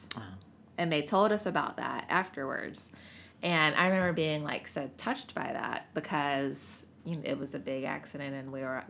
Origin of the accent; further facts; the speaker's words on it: Greenville, South Carolina, United States; now in Seattle, United States; I'm from the South.